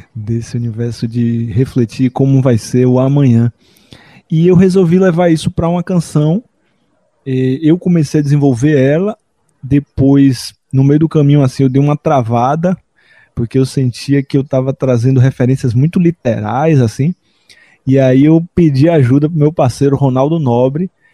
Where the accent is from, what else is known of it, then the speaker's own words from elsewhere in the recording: Salvador, Bahia, Brazil; Eu sou nascido em Salvador, Bahia, um outro berço cultural brasileiro